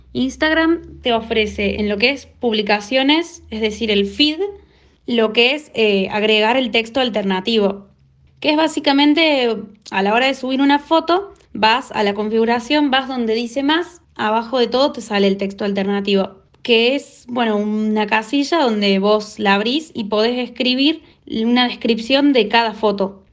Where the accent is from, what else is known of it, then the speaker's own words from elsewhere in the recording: Córdoba, Argentina; soy de Córdoba, Argentina